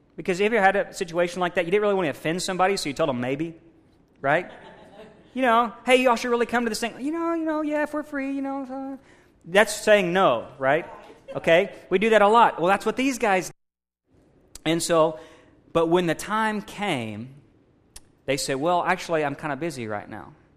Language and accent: English; Missouri, United States; moved away; I'm from Missouri. Uh, you know, not originally, but I lived in Missouri most of my life